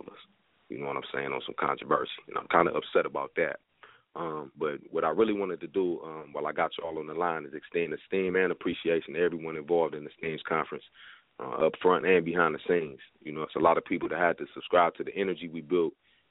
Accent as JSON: {"language": "English", "town": "Toledo", "region": "Ohio", "country": "United States", "said": "I'm actually from Toledo, which is about 50 minutes south. It's in Ohio."}